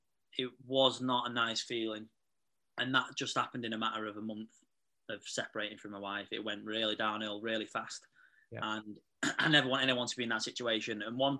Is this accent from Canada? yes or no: no; Manchester, North West England, United Kingdom; So I'm 31 from Manchester.